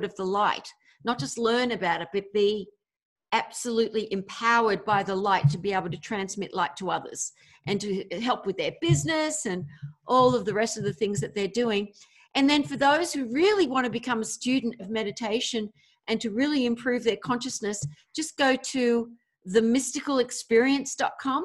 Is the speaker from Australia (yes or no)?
yes; Australia; also born or lived in America; now in United States; another Aussie Sheila